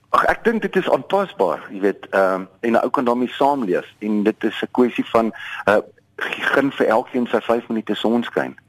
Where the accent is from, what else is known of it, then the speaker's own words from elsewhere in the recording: Wolmaransstad, North West, South Africa; now in Johannesburg, South Africa; ek is op Wommerandstad gebore in die Destydse Wes-Transvaal en ek het op 'n plaas groot geword